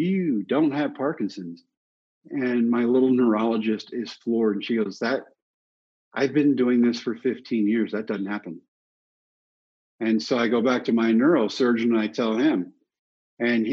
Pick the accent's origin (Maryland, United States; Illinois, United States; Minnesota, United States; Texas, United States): Texas, United States; Brownwood; my hometown of Brownwood